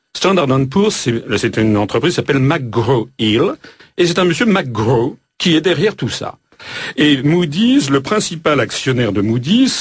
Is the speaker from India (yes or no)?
no; France; Nous sommes français